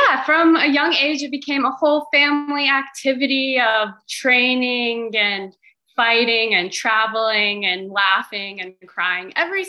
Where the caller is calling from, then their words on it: Lexington, Kentucky, United States; I'm at home right now in Lexington, Kentucky.